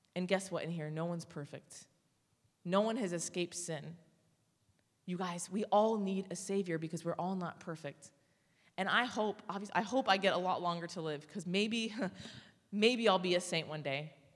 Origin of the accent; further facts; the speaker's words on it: Orange County, California, United States; I'm from Orange County